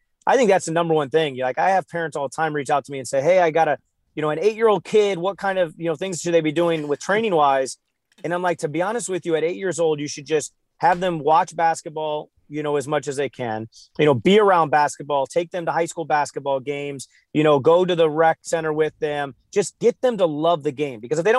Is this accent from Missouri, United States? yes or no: yes; St. Louis, Missouri, United States; I'm from St. Louis. I grew up in the 90s. I was born in 89. So Michael Jordan was everything. I mean, if you grew up in the Midwest, there was only one person.